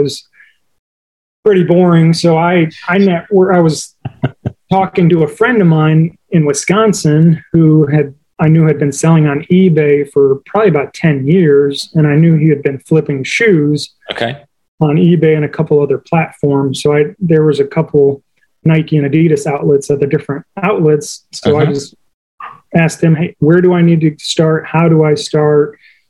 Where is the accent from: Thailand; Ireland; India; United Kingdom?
Thailand; That's right. I was born and raised in Thailand.